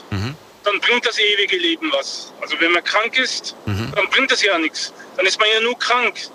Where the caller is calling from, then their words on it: Hanau, Hesse, Germany; Äh, ich, äh, ich komme aus Hanau. Ich komme gerade aus der Arbeit wieder zurück.